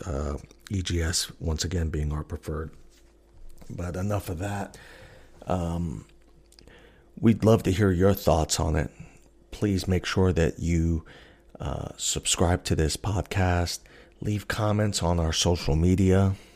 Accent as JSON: {"language": "English", "region": "New York", "country": "United States", "moved": "as an adult", "lives_now": "Alaska, United States", "said": "I'm originally a New Yorker"}